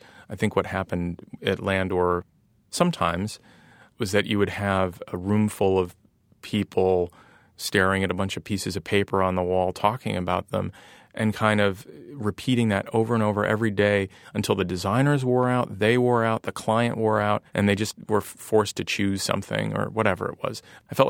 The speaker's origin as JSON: {"language": "English", "region": "Ohio", "country": "United States", "tie": "born or raised there", "accent": "nasally Ohio", "said": "Part of it is probably just growing up in Ohio and having kind of a nasally accent"}